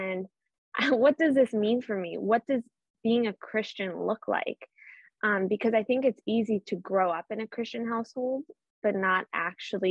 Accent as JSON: {"language": "English", "town": "Boston", "region": "Massachusetts", "country": "United States", "accent": "Boston", "said": "I hope a little bit of my Boston accent comes through"}